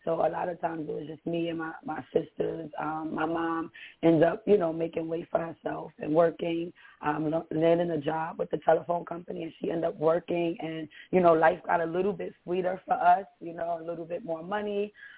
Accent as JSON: {"language": "English", "town": "New York City", "region": "New York", "country": "United States", "tie": "born or raised there", "said": "I grew up in Bronx, New York City. I was born and raised in New York."}